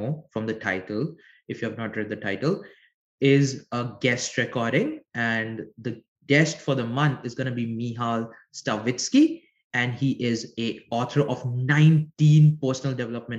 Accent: India; English is a second language; I'm from India. My English isn't perfect.

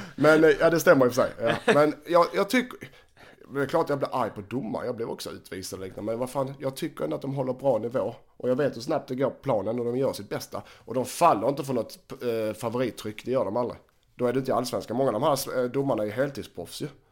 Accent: Helsingborg, Skåne, Sweden; som helsingborgare

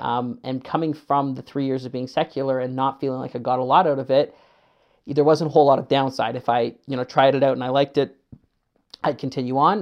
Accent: Kitchener, Ontario, Canada; also born or lived in Winnipeg; I mainly grew up in Kitchener

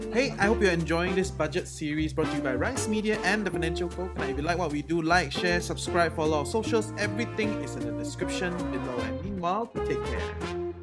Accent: Singapore; moved away; I come from Tampines

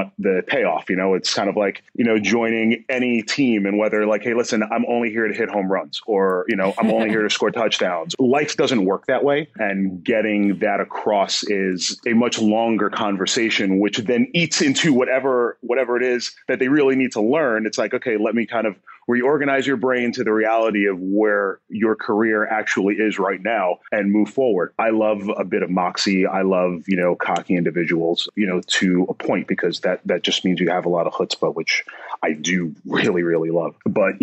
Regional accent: New York, United States; also born or lived in West Coast; New York has always been home

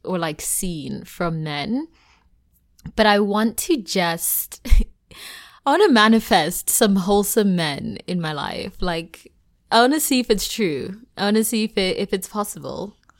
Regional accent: South Africa; the cultural context of being South African

